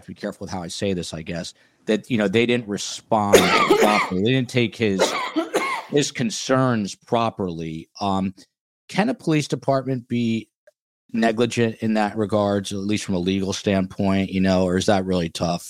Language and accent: English; New Jersey, United States; NJ Coolchick from my home state